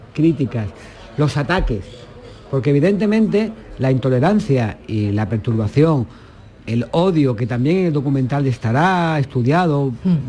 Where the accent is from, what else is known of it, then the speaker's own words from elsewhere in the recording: Málaga, Andalusia, Spain; yo como malagueño